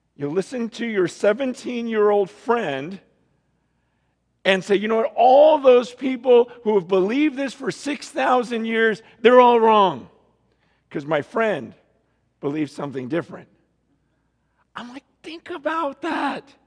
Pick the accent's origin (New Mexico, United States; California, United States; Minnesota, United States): California, United States; Stockton; born or raised there; also born or lived in San Francisco, California